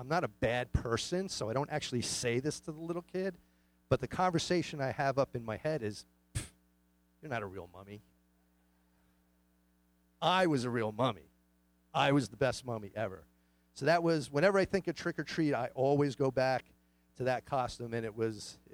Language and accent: English; New York City, New York, United States; I grew up in Queens, New York